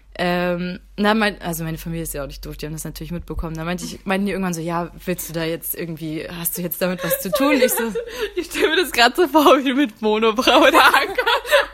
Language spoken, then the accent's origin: German; Mecklenburg-Vorpommern, Germany; moved away as an adult; now in Hamburg, Germany; ich bin in Mecklenburg aufgewachsen oder auch geboren